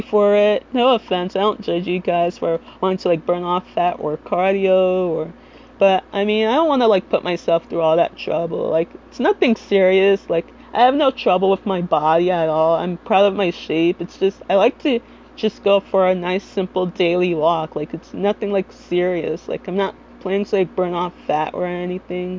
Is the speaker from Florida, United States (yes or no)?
no; Little Ferry, New Jersey, United States